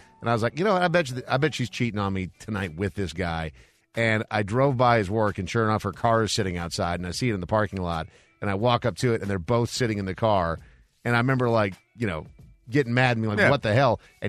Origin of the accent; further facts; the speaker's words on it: Brainerd, Minnesota, United States; moved away; also born or lived in South Carolina; growing up in Brainerd, Minnesota, a small town